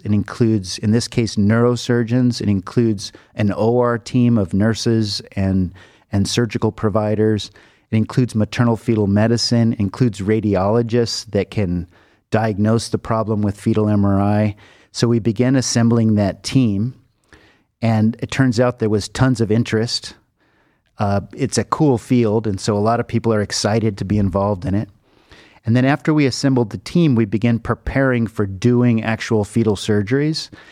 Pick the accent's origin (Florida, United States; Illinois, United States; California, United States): California, United States; Los Angeles; moved away as an adult; now in Cleveland, United States; I grew up in Los Angeles